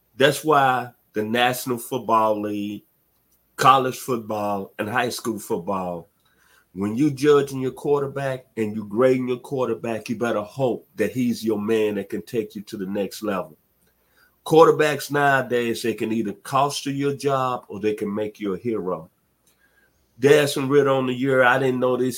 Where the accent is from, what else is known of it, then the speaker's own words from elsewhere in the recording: Memphis, Tennessee, United States; now in Atlanta, United States; my hometown of Memphis, Tennessee